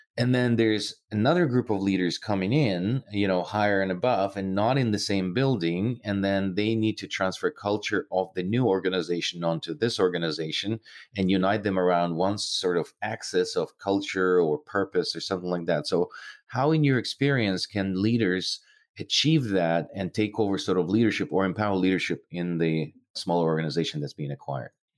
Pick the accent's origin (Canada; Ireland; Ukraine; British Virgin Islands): Ukraine; moved away; I'm originally from Ukraine